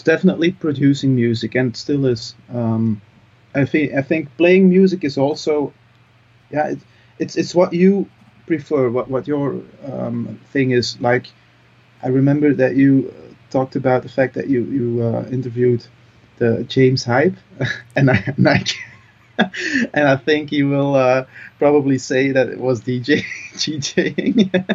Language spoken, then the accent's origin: English; Mol, Flanders, Belgium; English is a second language; I'm from uh, from Mol. That's uh, a little town um, in Antwerp